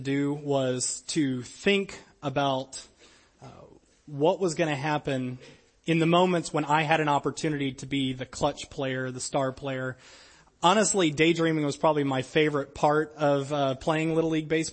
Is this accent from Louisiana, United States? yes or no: yes; Louisiana, United States; I was pretty much Braves fan growing up in Louisiana because we didn't have a team